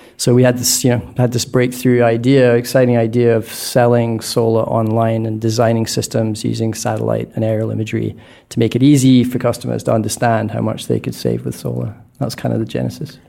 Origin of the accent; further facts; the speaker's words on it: Scotland, United Kingdom; moved away; born in Scotland, which I think, if it's not the least sunny country on planet Earth, it's certainly a candidate